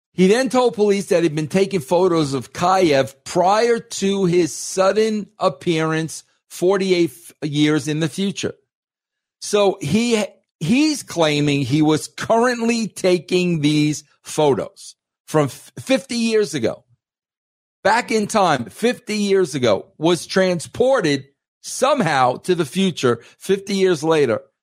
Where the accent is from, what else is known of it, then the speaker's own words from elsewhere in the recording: New York, United States; I was raised in New York